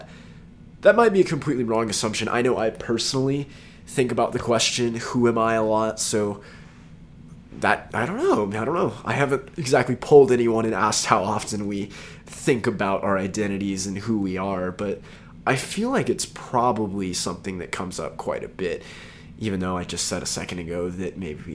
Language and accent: English; Texas, United States; I'm from Texas